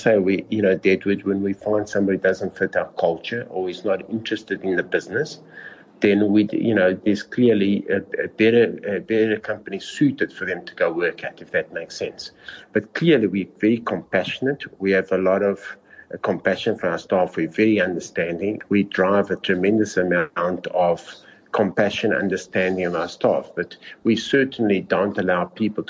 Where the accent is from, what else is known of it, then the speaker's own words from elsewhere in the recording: South Africa; I am South African